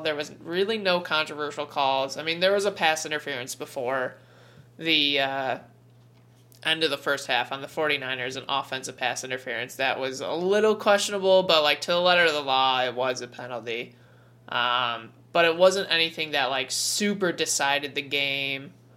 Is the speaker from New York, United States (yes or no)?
yes; New York, United States; we're from New York.